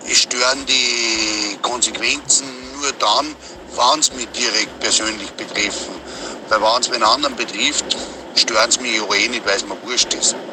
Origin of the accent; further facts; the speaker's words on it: Bavaria, Germany; Ich bin ein Bayer, das ist ein großer Unterschied.